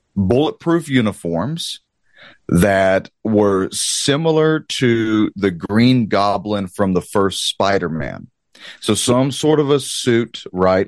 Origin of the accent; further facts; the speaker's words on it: Southeast Texas, United States; I'm a good old country boy, I'm a Cajun from Southeast Texas